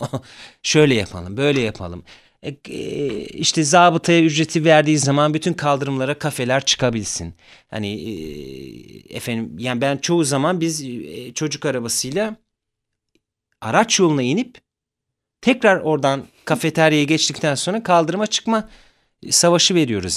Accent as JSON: {"language": "Turkish", "region": "Zonguldak", "country": "Turkey", "tie": "born or raised there", "also_born_or_lived": "Ayvacık", "moved": "yes", "lives_now": "Istanbul, Turkey", "said": "Zonguldak'ta büyüdüm ben"}